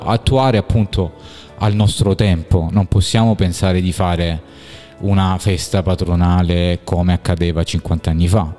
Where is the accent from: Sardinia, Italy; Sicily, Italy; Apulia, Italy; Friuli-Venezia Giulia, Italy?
Apulia, Italy; Squinzano; ero talmente legato alla, alla, mia comunità, al mio paese d'origine che è Squinzano